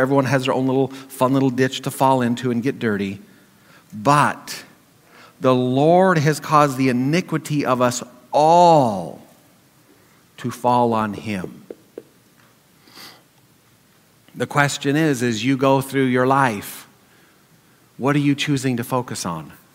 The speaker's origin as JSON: {"language": "English", "region": "Montana", "country": "United States", "tie": "born or raised there", "said": "Growing up in Montana, I surrounded by people in the community and in church."}